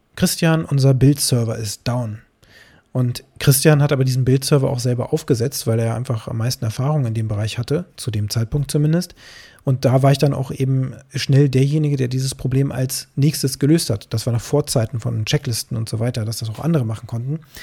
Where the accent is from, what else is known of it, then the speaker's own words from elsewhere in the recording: Harz, Germany; bei uns im Harz